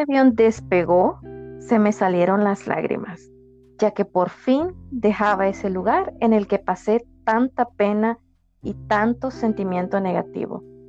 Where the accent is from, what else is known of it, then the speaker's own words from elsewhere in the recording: El Salvador; en mi país, en El Salvador es de día